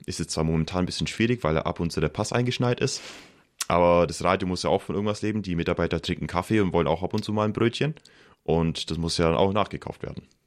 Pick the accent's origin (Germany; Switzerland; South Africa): Germany; Pfaffenhofen an der Roth, Bavaria; moved away; Also ich komme aus Pfaffenhof an der Rot, das ist in der Nähe von Ulm